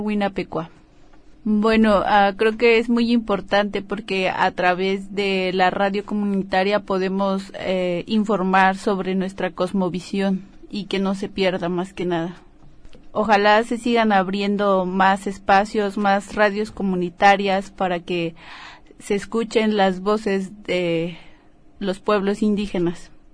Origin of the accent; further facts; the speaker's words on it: Santa Fe de la Laguna, Michoacán, Mexico; vengo de la comunidad de Santa Fe de la Laguna, del estado de Michoacán